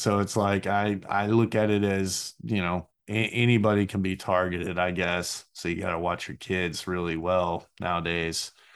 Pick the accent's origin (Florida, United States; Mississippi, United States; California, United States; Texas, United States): Texas, United States; Burleson; growing up in Burleson